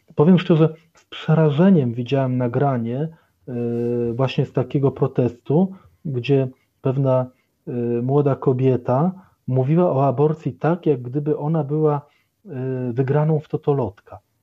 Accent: Poland; urodziłem się jeszcze w państwie komunistycznym, to generalnie całe moje życie przypadło na czasy wolnej Polski demokratycznej

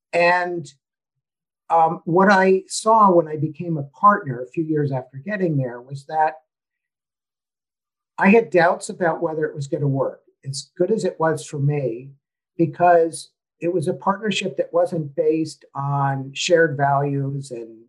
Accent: United States; And also I think living outside my home country was a huge benefit to me

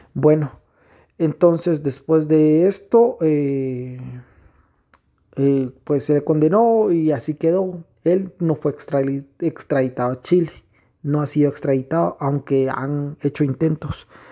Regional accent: Guatemala; en mi país, en nuestro país, Guatemala

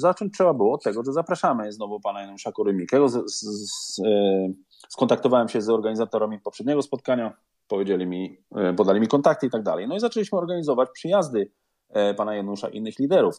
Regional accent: Szczecin, West Pomeranian Voivodeship, Poland; moved away as an adult; now in London, United Kingdom; ja jestem ze Szczecina

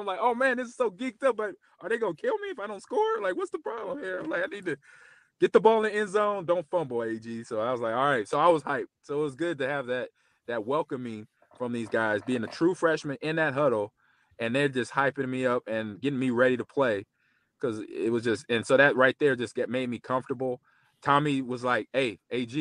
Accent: Nebraska, United States; I'm from Nebraska

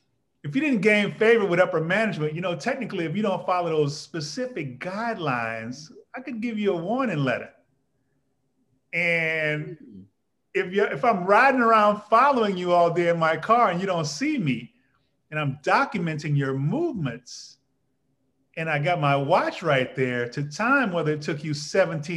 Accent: New Orleans, Louisiana, United States; I'm kind of from Louisiana. I'm from New Orleans

